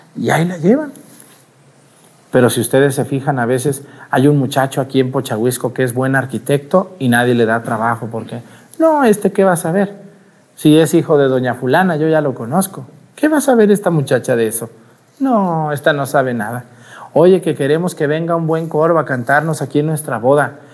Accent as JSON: {"language": "Spanish", "town": "Mexticacán", "region": "Jalisco", "country": "Mexico", "also_born_or_lived": "Aguascalientes", "moved": "as an adult", "lives_now": "Mazatepec, Guerrero, Mexico", "said": "Y estoy orgulloso de ser de un pueblito así, chiquito"}